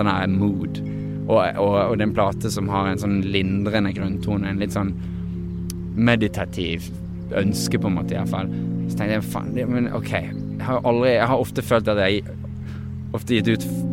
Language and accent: Norwegian; Norway; moved away as an adult; now in Los Angeles, United States; som er fra Norge. Eh, at det, det, at jeg er født her